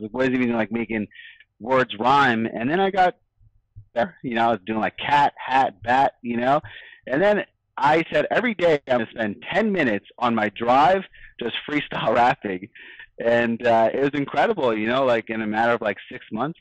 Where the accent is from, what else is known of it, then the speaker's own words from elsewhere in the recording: New York, United States; I grew up in New York